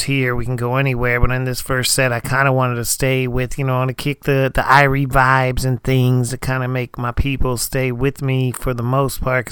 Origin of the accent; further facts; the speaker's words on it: Erie, Pennsylvania, United States; now in Texas, United States; I am now currently staying up in my hometown. I'm in my teenage bedroom right now, actually, in Erie, Pennsylvania.